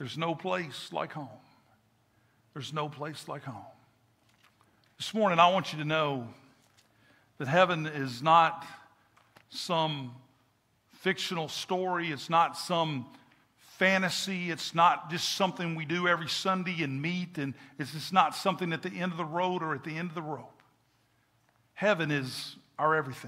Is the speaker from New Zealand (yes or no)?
no; Kentucky, United States; moved away; I'm from Kentucky